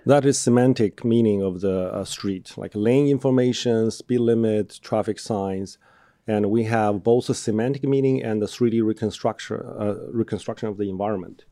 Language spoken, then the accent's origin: English; Inner Mongolia, China; moved away as an adult; also born or lived in Birmingham, Alabama, United States; now in United States; I grew up, I was born in China